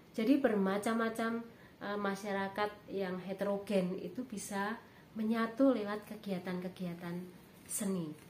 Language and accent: Indonesian; Surakarta, Central Java, Indonesia; Saya berasal dari Kota Budaya, Solo atau Surakarta, dan juga tinggal